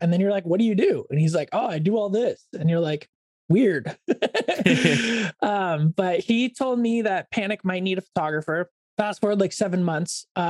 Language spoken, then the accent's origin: English; Oregon, United States; also born or lived in Corvallis, Oregon; Growing up in Oregon, I was like big into the outdoors